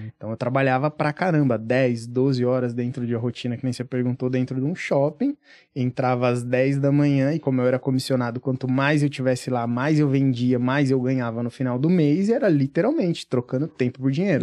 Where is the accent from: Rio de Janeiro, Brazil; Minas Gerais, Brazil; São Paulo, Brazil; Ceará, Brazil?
São Paulo, Brazil; Franco da Rocha; eu vim do, do interior de São Paulo, pelo menos tá? Tipo, uhum. Tipo, na verdade é grande São Paulo, Franco da Rocha